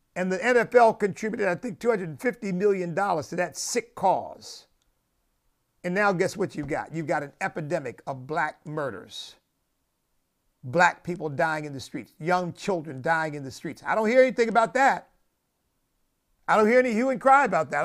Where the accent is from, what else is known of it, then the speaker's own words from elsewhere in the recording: United States; as an American